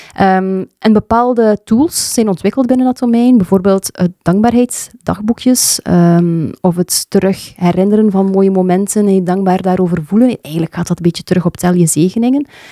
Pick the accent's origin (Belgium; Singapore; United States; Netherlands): Belgium; Sijsele, Flanders; moved away; also born or lived in Leuven; Ik ben ehm, geboren in Seiselen, een klein dorpje tussen Damme en Brugge. En daar heb ik eigenlijk mijn kindertijd en mijn jeugd doorgebracht